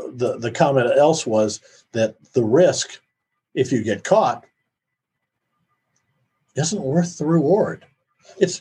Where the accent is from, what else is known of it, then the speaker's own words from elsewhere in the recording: Iowa, United States; I grew up in Iowa